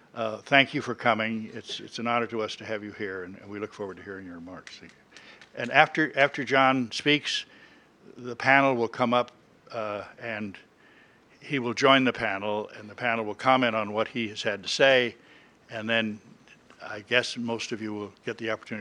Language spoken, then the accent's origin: English; Springfield, Illinois, United States; I was born in Springfield, Illinois, and he in St. Louis County. And so we're natural Middle Western companions and compatriots.